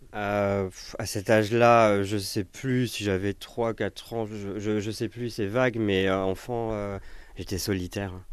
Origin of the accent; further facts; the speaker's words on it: Paris, Île-de-France, France; je suis né à Paris, dans le 15e